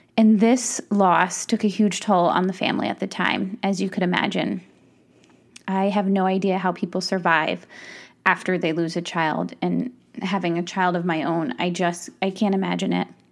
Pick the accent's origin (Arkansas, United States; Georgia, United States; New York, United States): New York, United States; Ulster County; I grew up in Ulster County